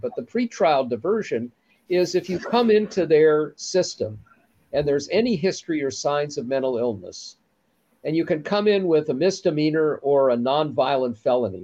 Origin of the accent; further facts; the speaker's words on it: Minnesota, United States; my home state of Minnesota